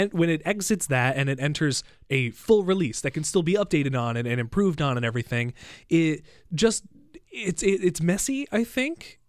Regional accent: United States; now in Canada; I'm an American

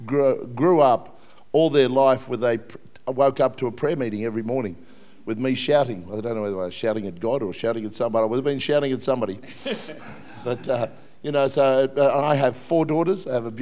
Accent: Melbourne, Victoria, Australia; typical Aussie upbringing. Don't hold it against me. I come from Melbourne. I come from a place called Albert Park, right in the middle of Melbourne

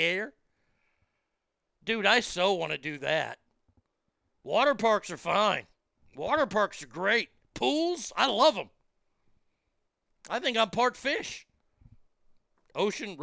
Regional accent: Texas, United States; also born or lived in Reno, Nevada; I'm a Texan, and I'm home

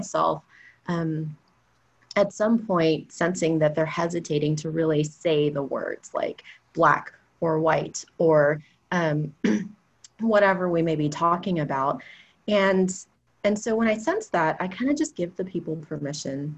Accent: Houston, Texas, United States; I'm from Houston.

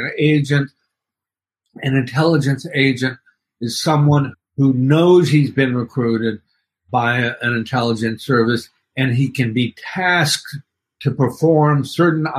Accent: Dallas, Texas, United States; now in New York, United States; I grew up in Dallas, but I've lived in New York for the last 40 years. And originally, I was born here in New York

